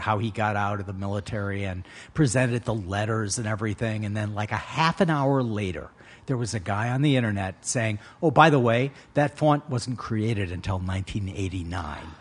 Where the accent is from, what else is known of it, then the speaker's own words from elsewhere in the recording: United States; When I was born in the United States in 1960